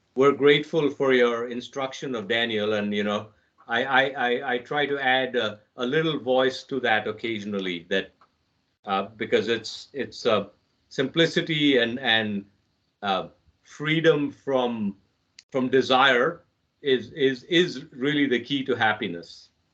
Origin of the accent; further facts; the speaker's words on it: New Delhi, Delhi, India; I was born in New Delhi, India